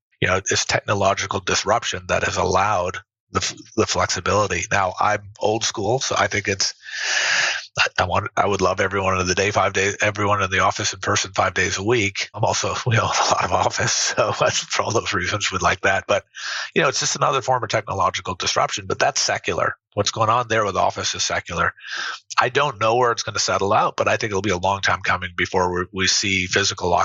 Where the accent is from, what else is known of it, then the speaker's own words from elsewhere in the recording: Tennessee, United States; moved away; Growing up in Tennessee